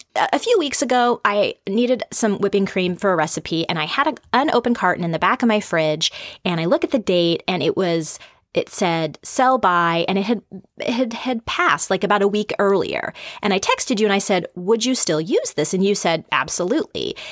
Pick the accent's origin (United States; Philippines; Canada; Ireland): United States; the Northwest, Pacific Northwest; I grew up here in the Northwest